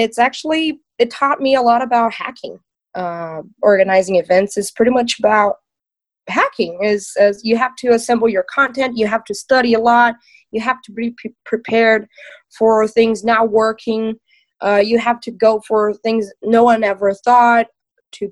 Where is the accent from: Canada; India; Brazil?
Brazil; I'm from Brazil